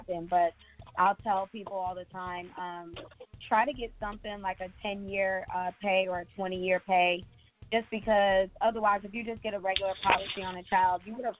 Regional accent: Michigan, United States; moved away; I'm from Michigan, so of course I have to go back there and help my people too

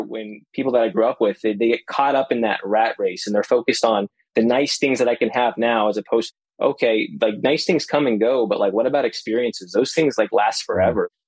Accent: Las Vegas, Nevada, United States; moved away as an adult; now in Orlando, United States; I was born and raised in Las Vegas

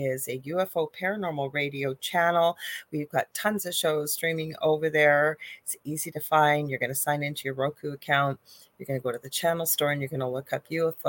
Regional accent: Canada; I am a Canadian spiritual medium and psychic

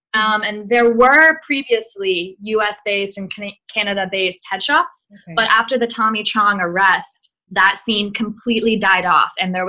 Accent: the Bible Belt South, United States; I grew up in the Bible Belt South, you know, born and raised Southern by the grace of God.

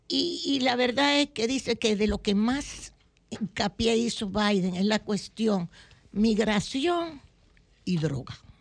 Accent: Dominican Republic; como buenos dominicanos

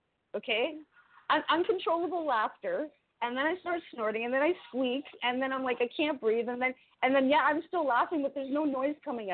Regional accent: Canada; I'm his Canadian other redheaded girlfriend

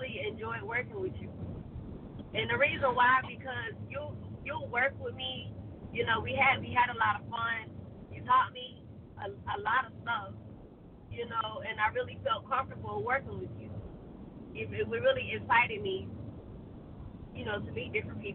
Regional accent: Georgia, United States; I'm from Georgia. I'm from the South.

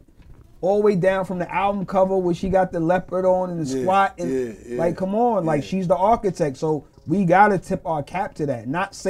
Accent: New York City, New York, United States; I'm from Queens.

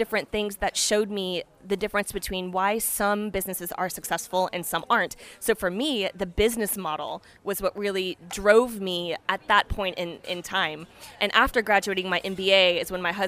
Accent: Texas, United States; moved away as an adult; also born or lived in Chicago; now in France; as a Texan

